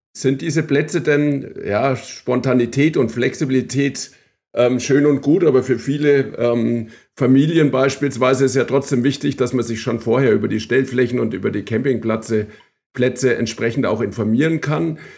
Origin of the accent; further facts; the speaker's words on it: Bavaria, Germany; Ich als äh, Franke